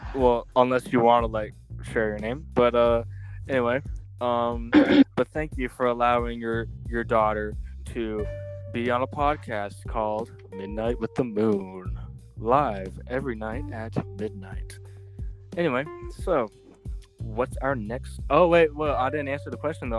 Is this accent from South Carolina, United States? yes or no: yes; South Carolina, United States; I'm from South Carolina